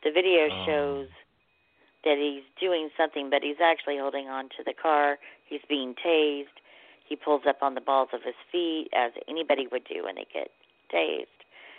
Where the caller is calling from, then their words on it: Tulsa, Oklahoma, United States; I'm calling from Tulsa, Oklahoma.